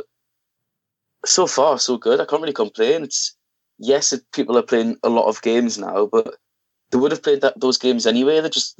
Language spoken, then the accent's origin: English; England, United Kingdom; I'm English myself.